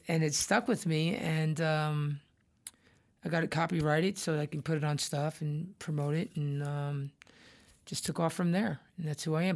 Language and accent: English; Irvington, New Jersey, United States; growing up in New Jersey, in S, you know, in Irvington